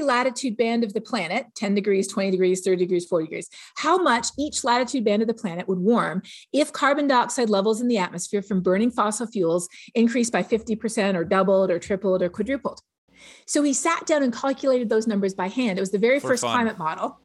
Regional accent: Toronto, Ontario, Canada; moved away; where I grew up in Toronto

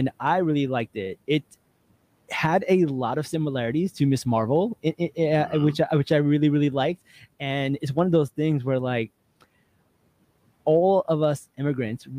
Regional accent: New Jersey, United States; I'm from Jersey

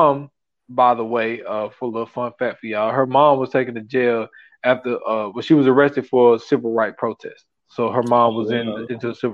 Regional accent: South Carolina, United States; St. Matthews, South Carolina, my home state

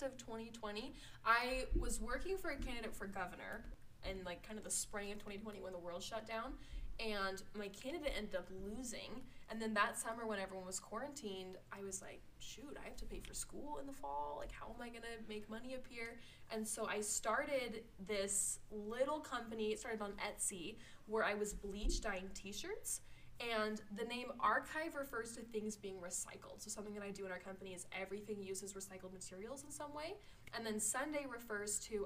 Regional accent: Salt Lake City, Utah, United States; I'm from Salt Lake City. I was born and raised in the Avenues in Salt Lake

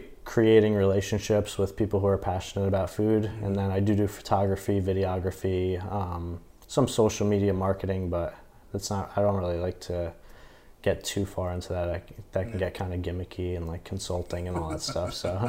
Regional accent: Toms River, New Jersey, United States; also born or lived in Bayonne, New Jersey; So grew up there, lived there most of my life, then actually lived in Bayonne for 2 years, and then back down to Toms River.

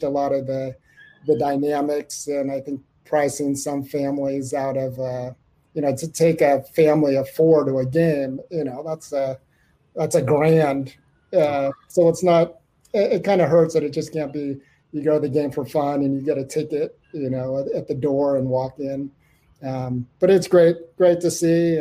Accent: California, United States; moved away as an adult; also born or lived in San Francisco; now in Sweden; I live in Sweden now. I used to live in San Francisco. I grew up in California

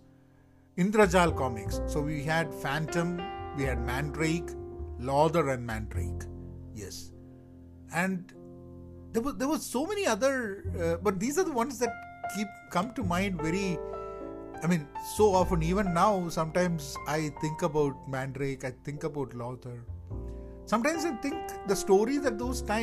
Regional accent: Kerala, India; I grew up in India, Kerala

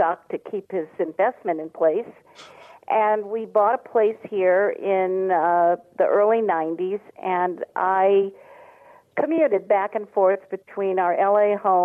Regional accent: East Coast, United States; moved away as an adult; also born or lived in Los Angeles, California; now in Las Vegas, United States; I'm from the East Coast originally, but my husband and I moved to California in 1970 to the L.A. area, raised our family there

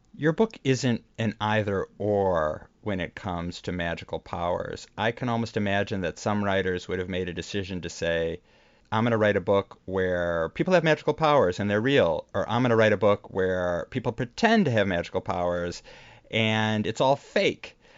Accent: Chicago area, Illinois, United States; now in New York, United States; we both grew up in the Chicago area

